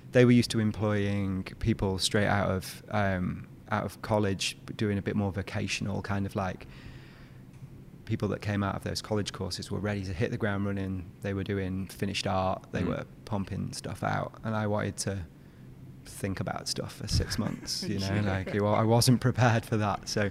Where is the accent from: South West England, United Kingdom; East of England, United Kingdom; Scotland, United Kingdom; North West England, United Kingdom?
North West England, United Kingdom; a small town just outside of Manchester; my hometown, really small town just outside of Manchester